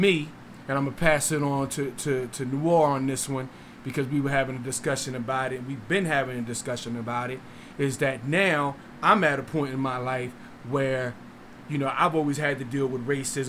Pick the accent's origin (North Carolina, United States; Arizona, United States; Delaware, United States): Delaware, United States; moved away; But when I came down here from Delaware, bro, it's under the carpet racism.